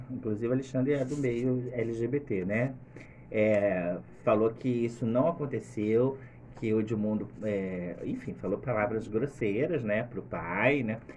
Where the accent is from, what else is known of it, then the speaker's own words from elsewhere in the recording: Niterói, Rio de Janeiro, Brazil; Ah, garoto, eu gostaria, mas sou de Niterói